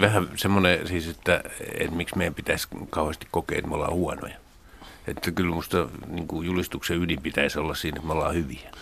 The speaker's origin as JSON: {"language": "Finnish", "town": "Helsinki", "region": "Uusimaa", "country": "Finland", "said": "mä oon Helsingistä pääkaupunkiseudulta"}